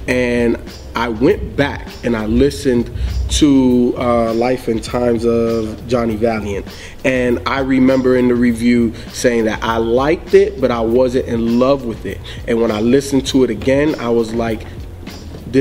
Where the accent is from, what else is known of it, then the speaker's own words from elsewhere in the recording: the South, United States; I grew up in the South